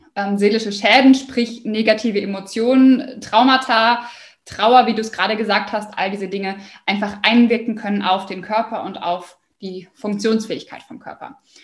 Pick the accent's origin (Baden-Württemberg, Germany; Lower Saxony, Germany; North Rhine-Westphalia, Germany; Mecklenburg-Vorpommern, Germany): Lower Saxony, Germany; Osnabrück; ich komme aus Osnabrück